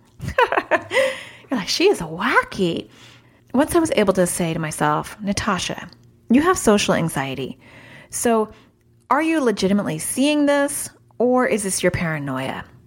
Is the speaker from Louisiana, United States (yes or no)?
no; New York City, New York, United States; I was born in New York City